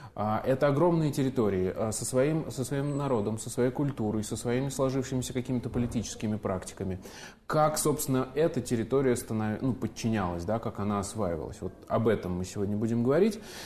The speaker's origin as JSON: {"language": "Russian", "town": "Samara", "region": "Samara Oblast", "country": "Russia", "tie": "born or raised there", "moved": "yes", "said": "приятно делать программу у себя на родине"}